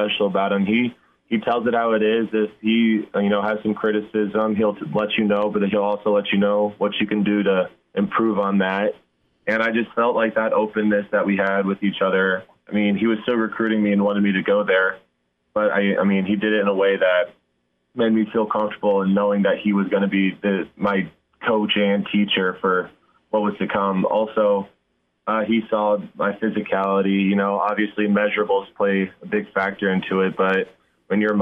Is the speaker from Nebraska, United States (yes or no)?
yes; Nebraska, United States; growing up in Nebraska